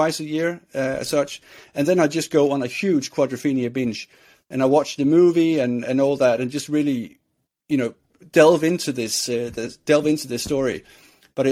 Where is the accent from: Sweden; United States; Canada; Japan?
Sweden; I grew up in Sweden